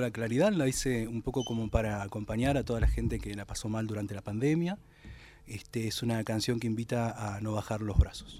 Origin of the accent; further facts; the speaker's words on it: Lobería, Buenos Aires Province, Argentina; also born or lived in Necochea; now in Tandil, Argentina; soy nacido en Necochea, después me crié en Lobería, que es un pueblo muy pequeño, y después me fui a vivir a Tandil, donde estoy residiendo